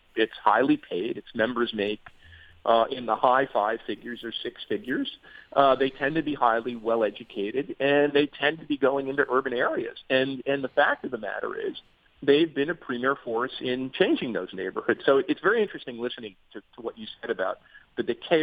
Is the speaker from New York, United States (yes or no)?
no; Newark, New Jersey, United States; moved away; also born or lived in North Arlington, New Jersey; I grew up in New Jersey, in the city of Newark, and later in a working class suburb called North Arlington